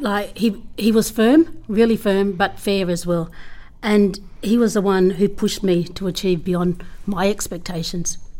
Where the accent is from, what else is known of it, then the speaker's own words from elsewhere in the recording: Menindee, New South Wales, Australia; I'm from Menindee. Um, I'm the eighth of ten children. Um, so, and I went to school in Menindee